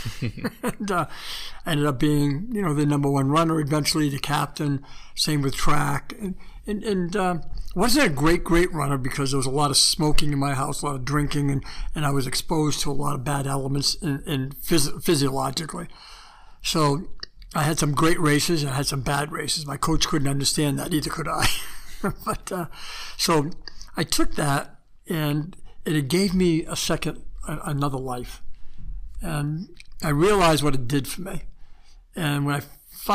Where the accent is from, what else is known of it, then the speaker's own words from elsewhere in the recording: the East, East Coast, United States; moved away as an adult; also born or lived in California; I was from the East